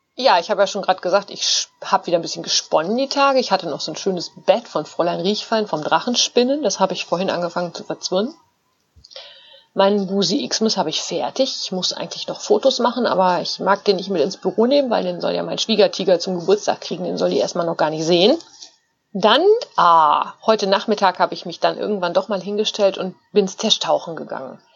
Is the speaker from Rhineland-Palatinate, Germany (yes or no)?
no; North Rhine-Westphalia, Germany; now in Münsterland, Germany; in Ostwestfalen, wo ich herkomme